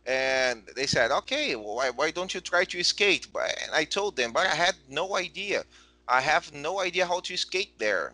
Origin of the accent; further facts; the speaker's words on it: Brazil; since I came back to Brazil